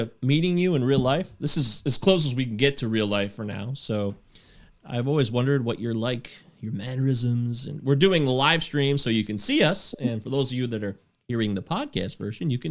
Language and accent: English; Michigan, United States; I was born and raised a Michigander myself, and I'm back in Michigan